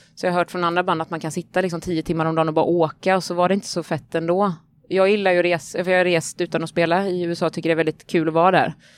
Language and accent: Swedish; Vetlanda, Jönköping County, Sweden; moved away as an adult; now in Gothenburg, Sweden; Jag kommer från Småland. Från, ja, jag vet inte var flytt, jag flyttade från Vetlanda flyttade jag ifrån, för jag hade precis gått ut gymnasiet då